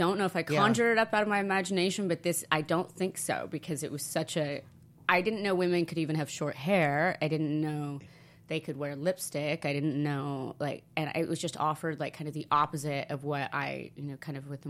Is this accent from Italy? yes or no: yes; Italy; also born or lived in Oregon; now in United States; But I think mine was because when I came from Italy to America, I had such culture shock with food that I didn't recover, I think.